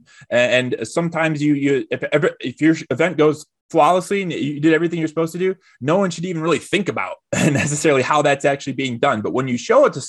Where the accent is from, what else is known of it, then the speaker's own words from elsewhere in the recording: Detroit, Michigan, United States; a guy who's born and raised in Detroit, in the heart of the Motor City